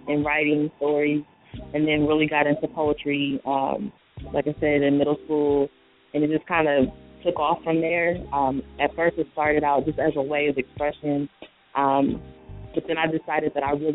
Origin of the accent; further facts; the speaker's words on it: Columbus, Ohio, United States; I was born and raised in Columbus, Ohio